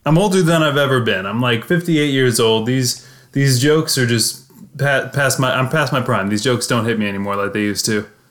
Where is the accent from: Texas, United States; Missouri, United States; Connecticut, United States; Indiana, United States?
Missouri, United States